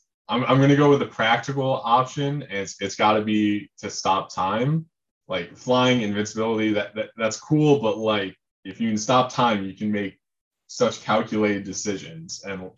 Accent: Rochester, New York, United States; So I'm from Rochester, New York, which is an hour east of Buffalo.

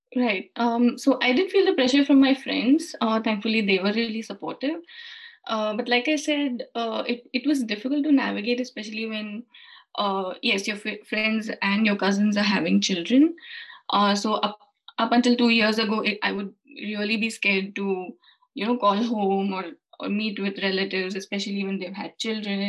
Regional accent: India; moved away as an adult; now in United Kingdom; I'm originally from India. Mm-hmm. Uh, and we moved to the UK last year

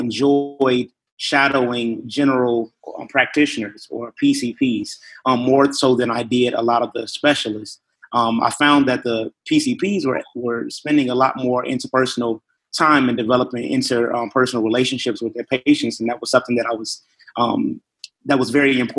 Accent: Chicago, Illinois, United States; moved away; I'm originally from Chicago, Illinois

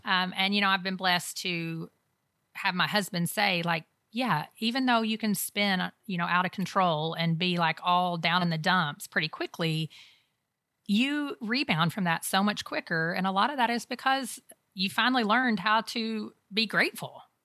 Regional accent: United States

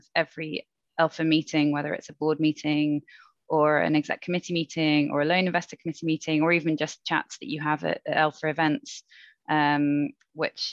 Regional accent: United Kingdom; as a Brit

